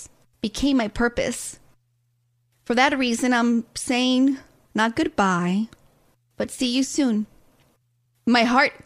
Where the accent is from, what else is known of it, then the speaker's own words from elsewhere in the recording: Los Angeles, California, United States; being Latina, being Mexican-American, Mexicana, Americana, con el nopal en la frente, and with my accent